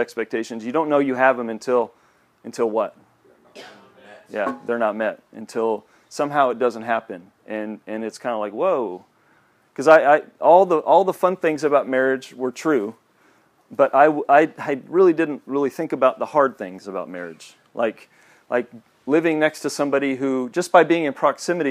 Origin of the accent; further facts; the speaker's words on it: Kansas City, Kansas, United States; moved away as an adult; also born or lived in Joplin, Missouri; I grew up in Kansas City, Kansas